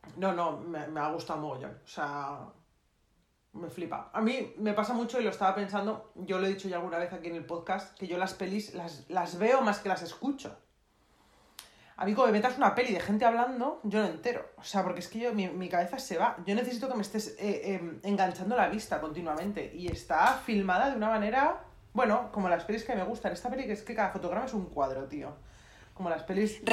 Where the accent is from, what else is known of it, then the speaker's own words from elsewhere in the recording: Madrid, Community of Madrid, Spain; soy madrileña, acostumbrada al calor seco